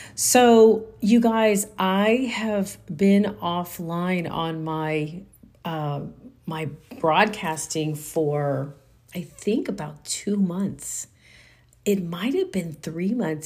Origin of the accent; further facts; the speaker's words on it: Texas, United States; also born or lived in Houston / San Antonio; I am a Texan